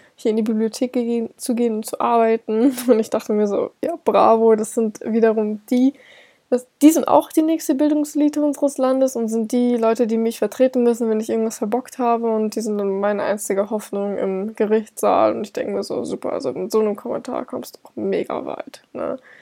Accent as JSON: {"language": "German", "region": "Hamburg", "country": "Germany", "moved": "as an adult", "lives_now": "Bavaria, Germany", "said": "ich komme nämlich aus Hamburg und bin für mein Studium nach Bayern gezogen"}